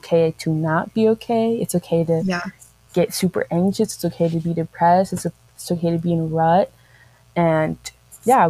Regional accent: San Diego, California, United States; I'm from San Diego, California.

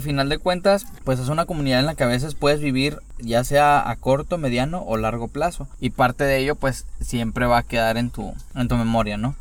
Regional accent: Monterrey, Nuevo León, Mexico; somos de Monterrey

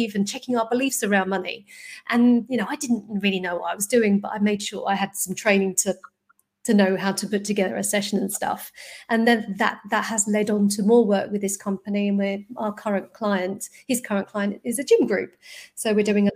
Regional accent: London, United Kingdom; I grew up in North London

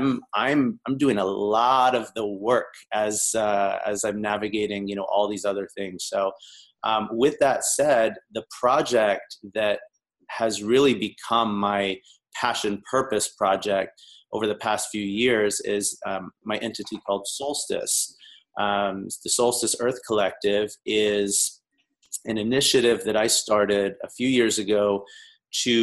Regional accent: the South, United States; moved away as an adult; now in Los Angeles, United States; I'm originally from the South. I've been out in LA now for about 15 years

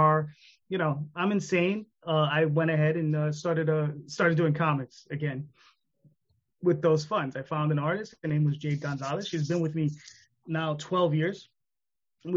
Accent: New York, United States; I'm in New York. I'm a New Yorker

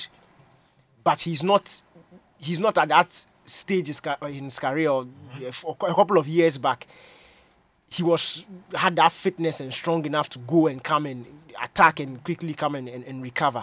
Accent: Ghana; as a Ghanaian

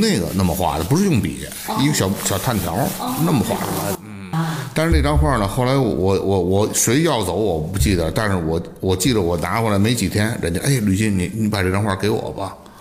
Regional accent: Beijing, China; 我记得那是六九年，我们家从平安里搬到阜爱西口儿嗯。我上的是这个阜爱二小，在乌兹布院儿里头哦。我们军报呢，跟乌兹布呢隔一道墙

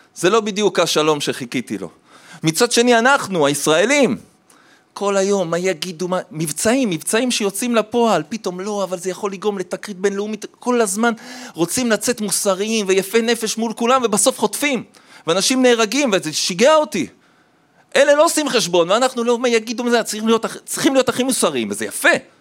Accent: Jerusalem, Jerusalem District, Israel; also born or lived in Tel Aviv; אחרי זה הם עברו לירושלים, גדלתי בירושלים, ילד טוב ירושלים

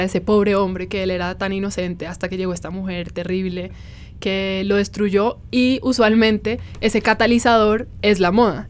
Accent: Cartagena, Bolívar, Colombia; tú y yo somos cartageneras.

